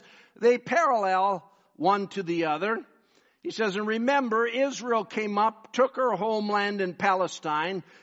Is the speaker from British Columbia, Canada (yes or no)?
yes; Richmond, British Columbia, Canada; also born or lived in northern Canada; I grew up in Richmond